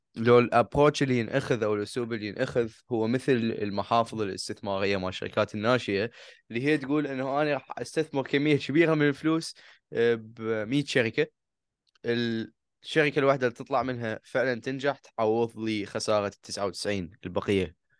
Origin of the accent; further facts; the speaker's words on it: Iraq; احنا كعراقيين